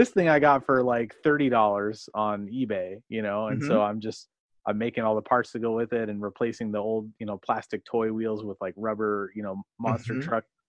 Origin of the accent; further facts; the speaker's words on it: Beaverton, Oregon, United States; also born or lived in Seattle, Washington / Washington; I grew up primarily in Beaverton, Oregon